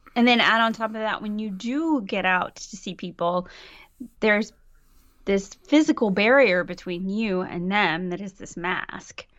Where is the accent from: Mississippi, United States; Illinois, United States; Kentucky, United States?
Mississippi, United States; now in Aarhus, Denmark; I am from Mississippi, and I live in Aarhus, Denmark.